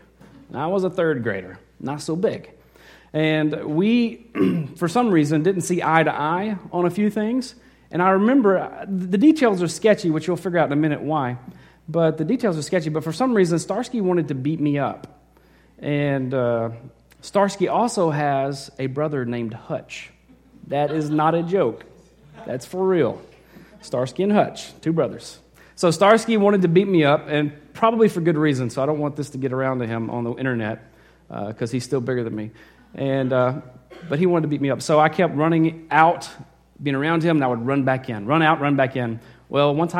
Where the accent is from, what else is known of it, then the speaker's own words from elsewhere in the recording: Arkansas, United States; moved away; I was in Arkansas. I grew up there